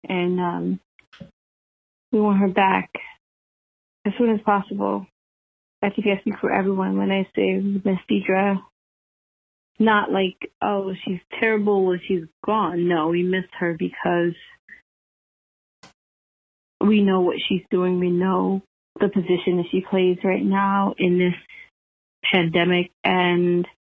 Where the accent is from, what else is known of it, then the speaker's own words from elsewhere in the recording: New York City, New York, United States; also born or lived in Westchester County, New York; I'm a New Yorker, like, through and through. But, like, I'm not as hood as the neighborhood that I come from, Harlem